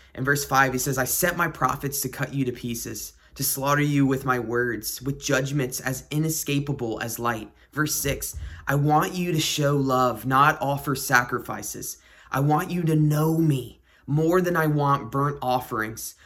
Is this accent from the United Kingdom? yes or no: no; South Carolina, United States; I grew up in the Bible Belt in South Carolina